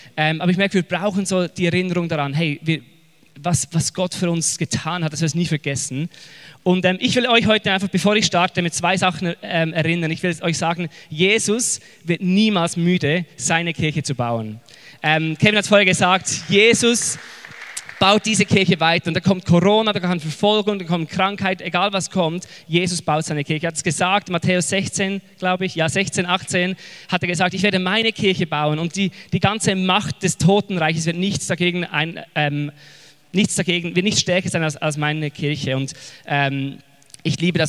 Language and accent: German; Switzerland; accent: Swiss German; now in Zurich, Switzerland; ich bin mitten in den Bergen aufgewachsen mit Kühen und Geißen